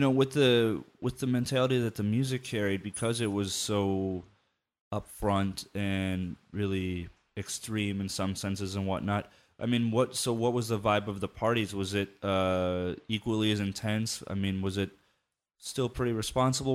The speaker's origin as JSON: {"language": "English", "region": "Midwest", "country": "United States", "tie": "born or raised there", "moved": "yes", "said": "I grew up in the Midwest"}